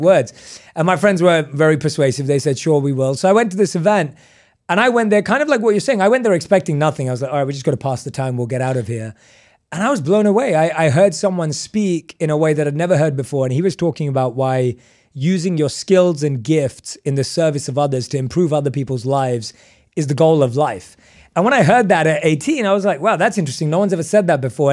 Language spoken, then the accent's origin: English; London, United Kingdom; moved away; I was born and raised in London.